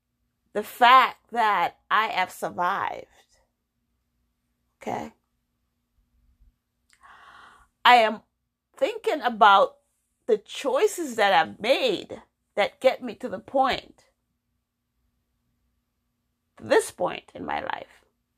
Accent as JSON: {"language": "English", "region": "New York", "country": "United States", "tie": "born or raised there", "also_born_or_lived": "Jamaica", "said": "I am African American, born in Jamaica. I came to the United States when I was 12. I grew up in New York, had my children, then I moved to Massachusetts."}